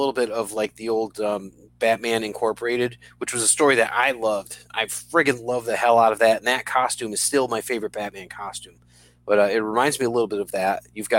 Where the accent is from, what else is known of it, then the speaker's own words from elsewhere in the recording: New Britain, Connecticut, United States; I was born in New Britain